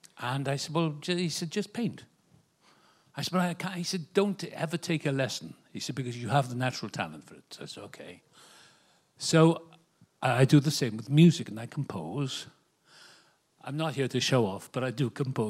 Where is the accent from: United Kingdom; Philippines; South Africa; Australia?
United Kingdom; Wales; moved away as an adult; now in Malibu, United States; I was born in Wales, the same place as Richard Burton.